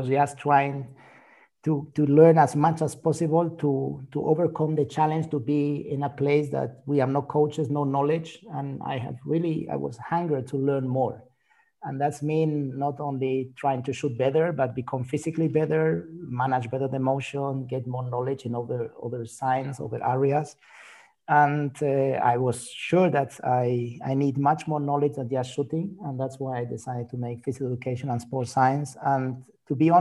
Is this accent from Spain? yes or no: yes; Spain; I'm from Spain